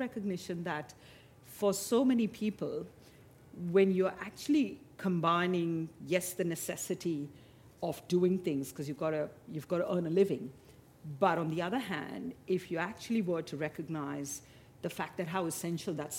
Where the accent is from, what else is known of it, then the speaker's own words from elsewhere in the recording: Mumbai, Maharashtra, India; now in Australia; growing up in Mumbai, in India